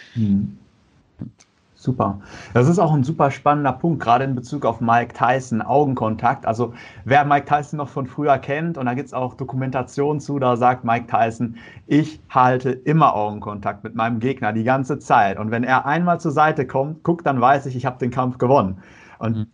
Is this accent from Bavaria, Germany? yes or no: no; North Rhine-Westphalia, Germany; Ich komme aus Nordrhein-Westfalen